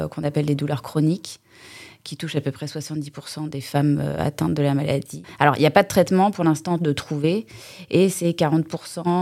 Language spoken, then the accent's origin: French; Rennes, Brittany, France; moved away as an adult; now in Les Sables-d'Olonne, France; je suis née à Rennes, donc rien à voir. Et j'ai commencé à faire des saisons en 2008 en Vendée. Et du coup, je me suis installée au sable en 2015